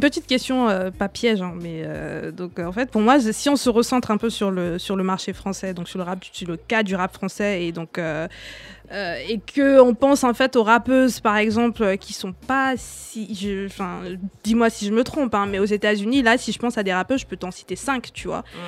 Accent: Cameroon; moved away; j'ai grandi au Cameroun

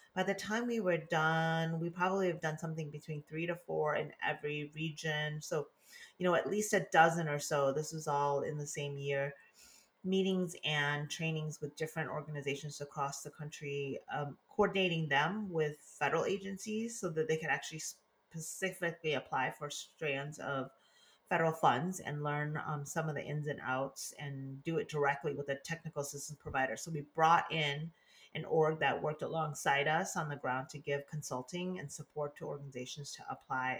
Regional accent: Detroit, Michigan, United States; moved away as an adult; also born or lived in Laos / Washington, D.C.; now in California, United States; I was born in Laos, came to the US when I was two, resettled in Detroit, Michigan with my family

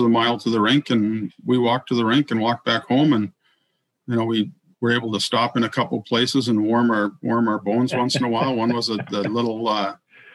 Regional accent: Roseau, Minnesota, United States; moved away as an adult; also born or lived in Ridgewood, New Jersey; where I grew up in Roseau wasn't technically on the Iron Range

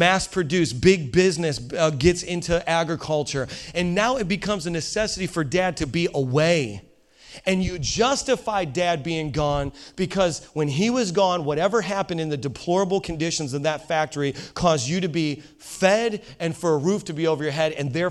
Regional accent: Indiana, United States; I'm from Indiana

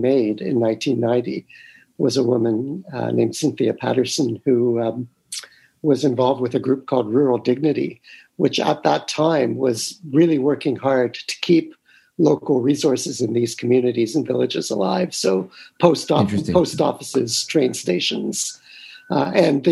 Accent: Toronto, Ontario, Canada; I grew up in North York in Toronto

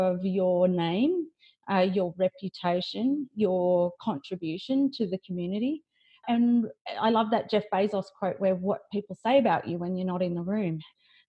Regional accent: Lismore, New South Wales, Australia; moved away; I grew up in Lismore in northern New South Wales

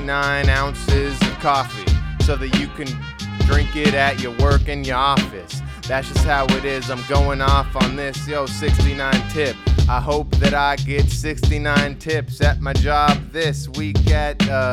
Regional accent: Hawaii, United States; moved away as an adult; also born or lived in Michigan; Growing up in Hawaii, I didn't know Nutella even existed until I went to college out in Michigan.

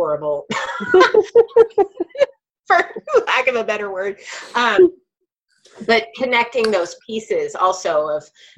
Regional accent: United States; as a white person growing up in the United States

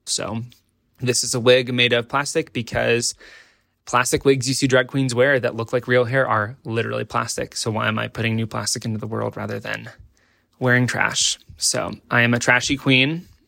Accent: Nebraska, United States; born or raised there

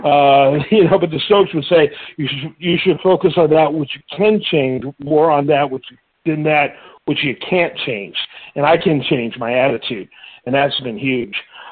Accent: Midwest, United States; now in Houston, United States; my upbringing growing up in the Midwest

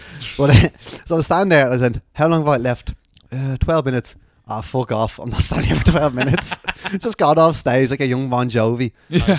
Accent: Ireland; moved away; that's a funky accent. Where are you from? Oh, Ireland.

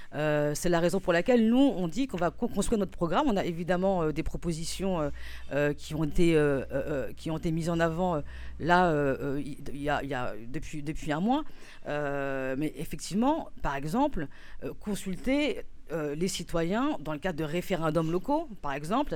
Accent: Épinay-sur-Seine, Île-de-France, France; now in Pantin, France; j'ai grandi à Épinay-sur-Seine

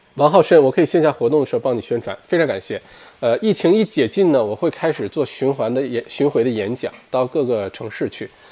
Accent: Heilongjiang, China; moved away as an adult; now in Australia; 我是东北人，黑龙江人啊

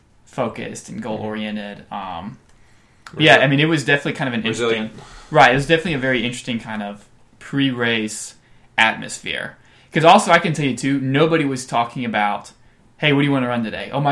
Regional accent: Texas, United States; a lot of nervous energy and a lot of like, I'm from Texas.

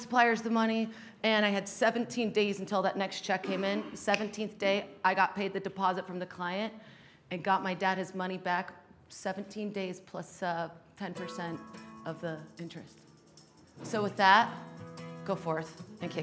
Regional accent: Salt Lake City, Utah, United States; moved away as an adult; also born or lived in Los Angeles; I was born and raised in Salt Lake

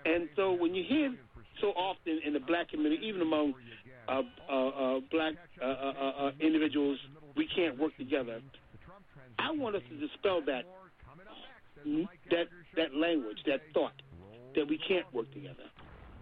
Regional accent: Baltimore, Maryland, United States; a young kid growing up in Baltimore

